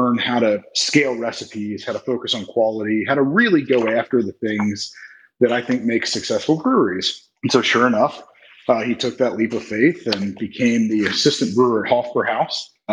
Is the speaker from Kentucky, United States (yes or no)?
yes; Northern Kentucky, United States; also born or lived in Bloomington, Indiana / Indianapolis, Indiana; I grew up in Northern Kentucky, just outside of Cincinnati